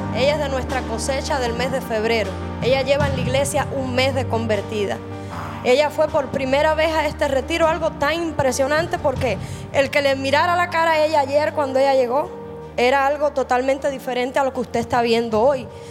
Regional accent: Cuba; Yo soy cubana

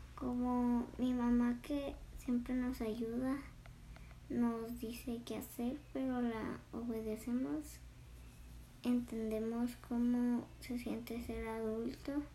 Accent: Caborca, Sonora, Mexico; nací aquí en Caborca. Vivo un poco lejitos, pero aquí vivo.

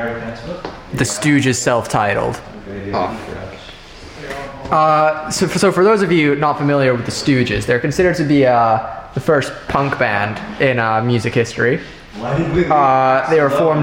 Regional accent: England, United Kingdom; I'm English

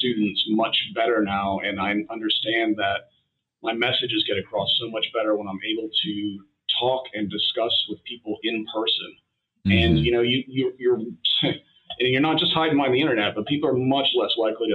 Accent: Scottsville, United States; moved away; also born or lived in United Kingdom; when I was growing up in Scottsville

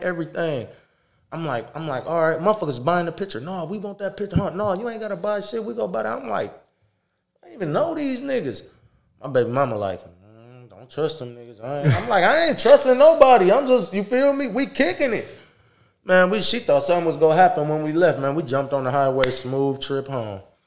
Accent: Toledo, Ohio, United States; I'm from Toledo

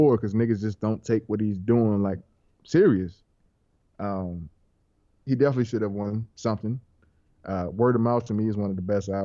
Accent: the South, United States; I'm a Southern nigga.

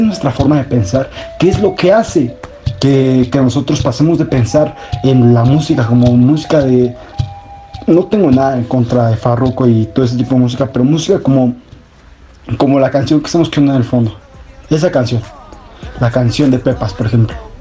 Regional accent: Mexico; nosotros como mexicanos

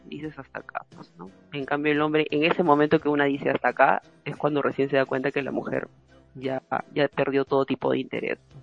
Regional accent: Peru; acá en el Perú hay mucho machismo

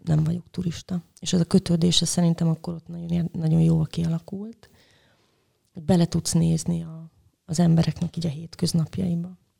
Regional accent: Debrecen, Hajdú-Bihar, Hungary; moved away as an adult; also born or lived in Budapest; now in Szeged, Hungary; Szeretem Debrecent, mert ott születtem, meg ott töltöttem a gyerekkoromat

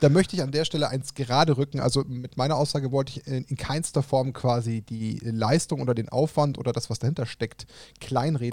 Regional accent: Germany; als Deutsche

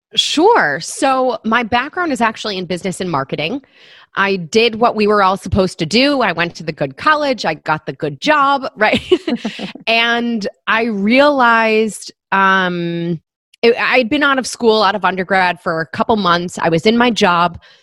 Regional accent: Michigan, United States; moved away as an adult; now in New York City, United States; I grew up in Michigan. I moved to New York right after graduating from college

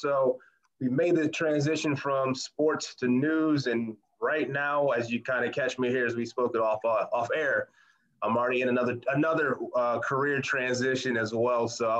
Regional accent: Toledo, Ohio, United States; moved away; I'll be going back to my hometown of Toledo, Ohio

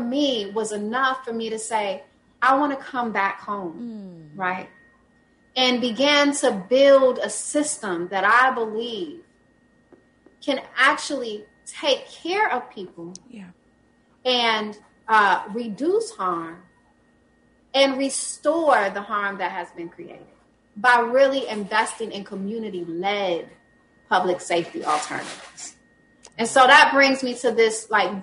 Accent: Jackson, Mississippi, United States; also born or lived in Brooklyn, New York; I moved back home to Jackson from New York

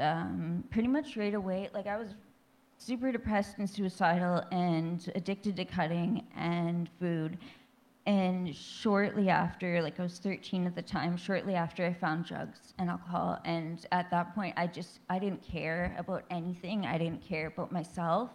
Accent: Thunder Bay, Ontario, Canada; I grew up in Thunder Bay, Ontario, Ontario. was born and raised

